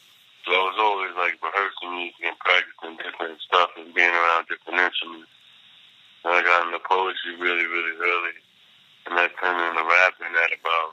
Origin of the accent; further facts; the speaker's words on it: Buffalo, New York, United States; moved away as an adult; now in New York City, United States; Well, I grew up in Buffalo, born and raised. I moved to New York later after college, so I met G. Yeah, I'm from Buffalo, man.